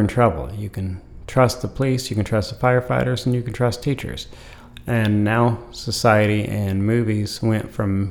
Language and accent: English; Idaho, United States; I was from Idaho